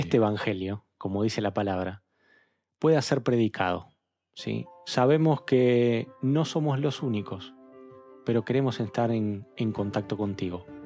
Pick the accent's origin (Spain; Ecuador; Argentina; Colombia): Argentina; nosotros como interlocutores argentinos